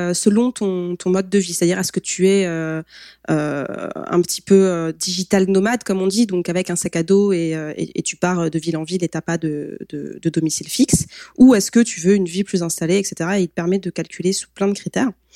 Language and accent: French; France; en tant que Français